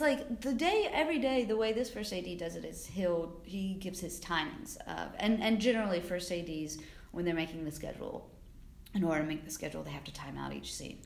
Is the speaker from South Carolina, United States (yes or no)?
yes; South Carolina, United States; moved away as an adult; also born or lived in Georgia / New Orleans; now in New York City, United States; I grew up in South Carolina, and that's where I started working